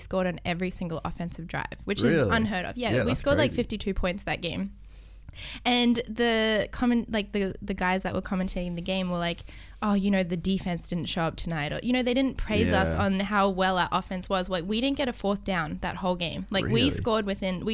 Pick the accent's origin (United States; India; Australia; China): Australia; Brisbane, Queensland; moved away; also born or lived in Thailand; I grew up in Australia in Brisbane